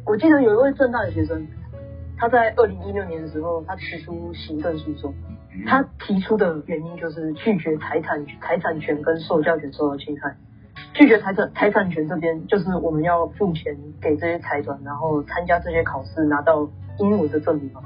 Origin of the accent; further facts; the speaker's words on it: Taiwan; 但我们台湾人的英文真的有这么烂吗？